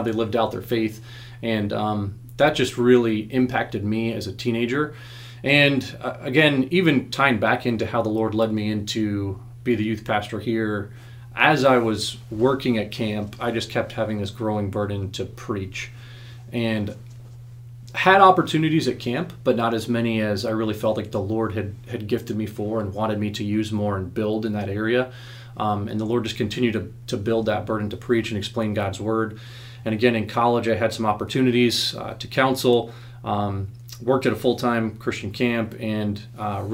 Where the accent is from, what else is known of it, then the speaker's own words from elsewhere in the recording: Arizona, United States; I was born in Arizona